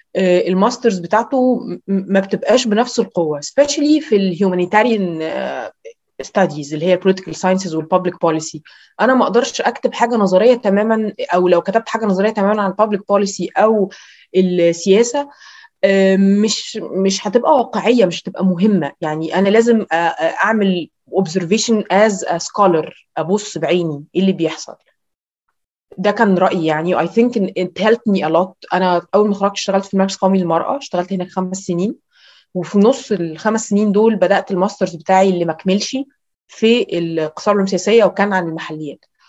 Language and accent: Arabic; Cairo, Cairo Governorate, Egypt; ان مصر مش هي القاهره اللي انا ساكنه فيها انا ساكنه في المهندسين